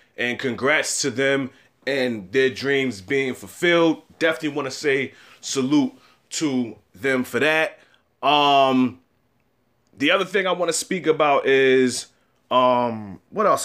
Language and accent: English; New York, United States; as a New Yorker